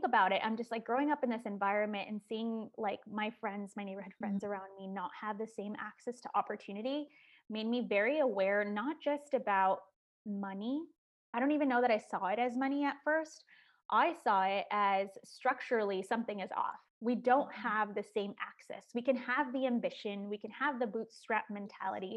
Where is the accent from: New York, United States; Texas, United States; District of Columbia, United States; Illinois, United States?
Illinois, United States; Chicago; first language Spanish; English is a second language; I would say that I grew up in Chicago, on the northwest side of Chicago, in a neighborhood called Hermosa